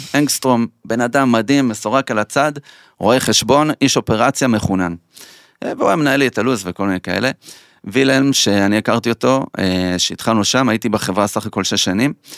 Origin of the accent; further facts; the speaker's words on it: Petah Tikva, Central District, Israel; גדלנו בשכונה לא טובה, בדאונטאון פתח תקווה